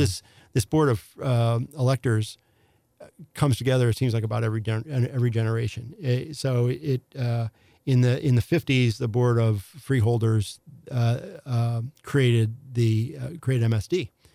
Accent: Affton, Missouri, United States; also born or lived in St. Louis (The Hill); I was raised in Afton by parents who left the city when I was about five.

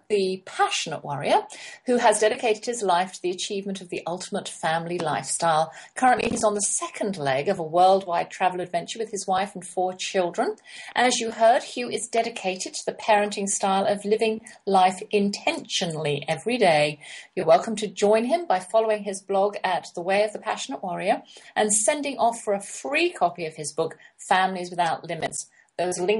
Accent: London, United Kingdom; we never went to other people's houses while we were growing up in London

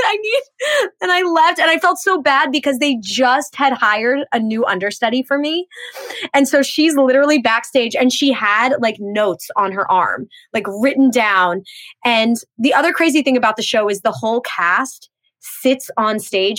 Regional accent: Pennsylvania, United States; also born or lived in Trenton, New Jersey; even though I am from Pennsylvania and I really did grow up in Pennsylvania

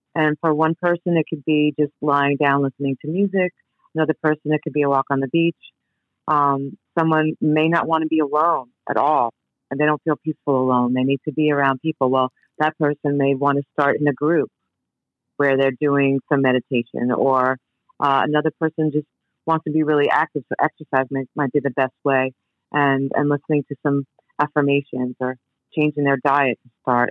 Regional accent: New York City, New York, United States; I grew up in New York. First time I was in the city, I grew up in Queens

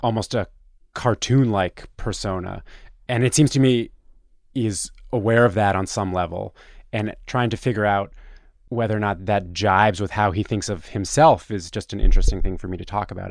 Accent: Toronto, Ontario, Canada; moved away as an adult; now in New York, United States; I'm from Toronto, Canada, and I came to New York to try and work in journalism in two thousand five.

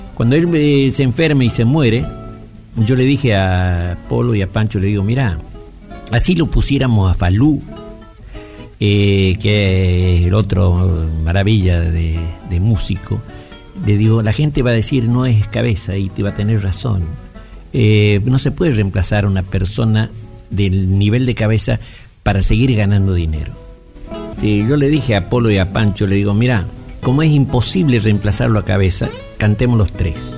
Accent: Payogasta, Salta, Argentina; moved away; Yo viví, me crié en Payugasta

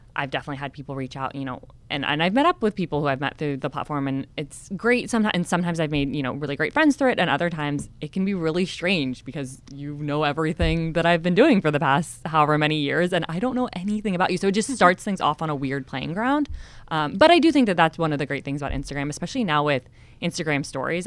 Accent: California, United States; I just moved to San Diego 6 months ago and I despite growing up in California

